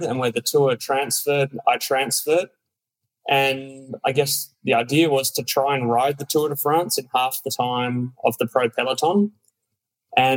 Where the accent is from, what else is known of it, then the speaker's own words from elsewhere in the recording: Australia; we'd sit up late at night in Australia